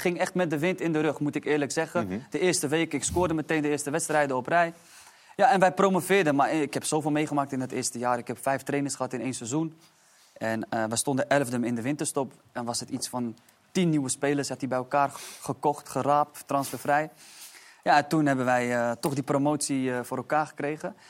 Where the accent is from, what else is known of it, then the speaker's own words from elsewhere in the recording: Amersfoort, Utrecht, Netherlands; also born or lived in Istanbul, Turkey; ik kom uit Amersfoort en ik was best wel gebonden altijd aan mijn omgeving